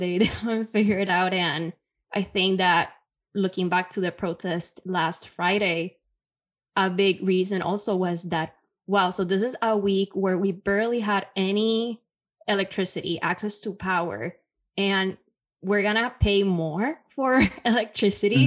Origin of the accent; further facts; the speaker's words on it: Puerto Rico; now in New York City, United States; I was born and raised in Puerto Rico, now currently based in New York City